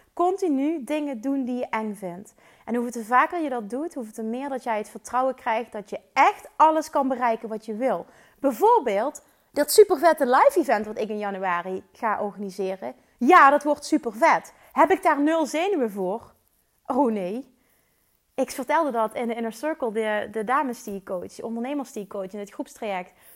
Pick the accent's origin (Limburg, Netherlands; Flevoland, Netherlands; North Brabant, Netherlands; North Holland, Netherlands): Limburg, Netherlands; Ik kom uit Limburg, maar ze waarschijnlijk vinden waarschijnlijk mijn accent wel super stom